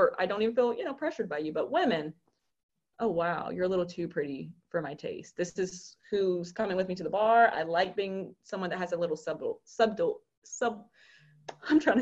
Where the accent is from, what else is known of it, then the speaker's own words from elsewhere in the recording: Charlotte, North Carolina, United States; also born or lived in Philadelphia; I come from Philadelphia, I made my life there, and now I'm back home in Charlotte